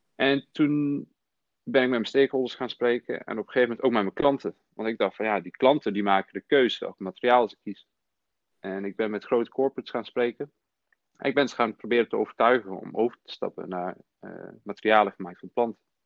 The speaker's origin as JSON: {"language": "Dutch", "town": "Nijmegen", "region": "Gelderland", "country": "Netherlands", "tie": "born or raised there", "also_born_or_lived": "former Yugoslavia", "said": "Ik kom uit Nijmegen. Mijn oorsprong ligt in voormalig Joegoslavië. Um, en ik ben in 1995 hier in Nederland gekomen toen ik zes was, samen met mijn ouders."}